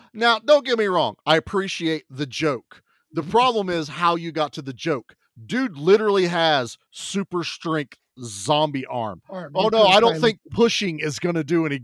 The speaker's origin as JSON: {"language": "English", "country": "United States", "said": "as an American"}